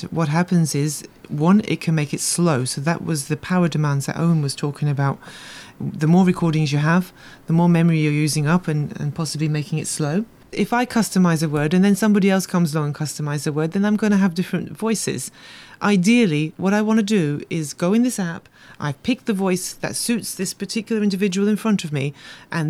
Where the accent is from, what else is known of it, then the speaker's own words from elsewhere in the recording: United Kingdom; now in Malta; being a person myself who was raised in the UK and came to Malta